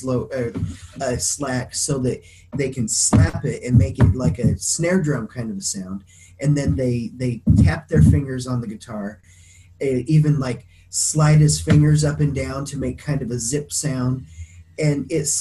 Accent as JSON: {"language": "English", "town": "Craig", "region": "Colorado", "country": "United States", "tie": "born or raised there", "moved": "yes", "said": "the town I grew up in, Craig in Colorado, it's small enough"}